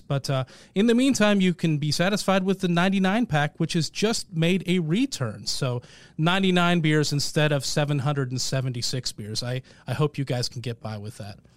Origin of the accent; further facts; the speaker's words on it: Portland, Oregon, United States; now in Marietta, Georgia, United States; I grew up in Portland